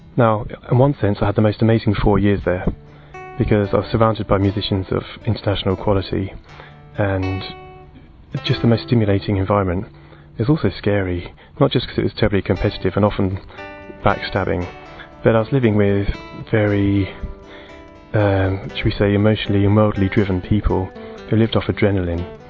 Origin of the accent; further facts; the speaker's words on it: Portsmouth, South East England, United Kingdom; also born or lived in Kent; We had free instrumental lessons at my school where I grew up in Portsmouth